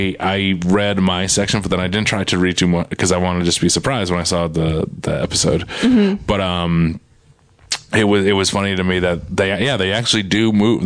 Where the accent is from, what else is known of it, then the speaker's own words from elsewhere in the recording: Quincy, Massachusetts, United States; moved away; I'm from Quincy